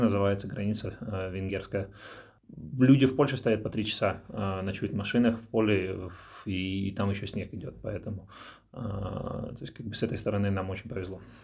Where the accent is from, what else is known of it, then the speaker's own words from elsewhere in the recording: Dnipro, Dnipropetrovsk Oblast, Ukraine; moved away as an adult; also born or lived in England / Netherlands / Belgium; now in Luxembourg; я из Украины, а, из города Днепропетровск